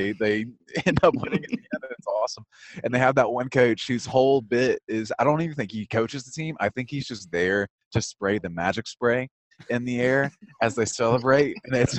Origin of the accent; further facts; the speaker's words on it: South Georgia, United States; I'm from South Georgia